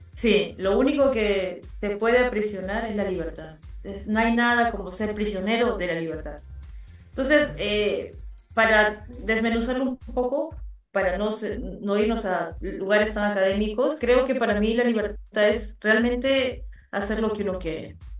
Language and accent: Spanish; Lima, Peru; also born or lived in Abancay; yo nací en Lima, pero todas mis raíces son quechuas